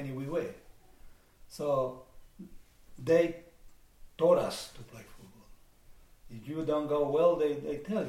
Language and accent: English; La Calera, Valparaíso, Chile; also born or lived in Quillota, Chile; now in Illawarra, Australia; I was born in Chile, in a small town north of Santiago called Quillota, and then we moved into La Calera, where we live for the rest of my life in Chile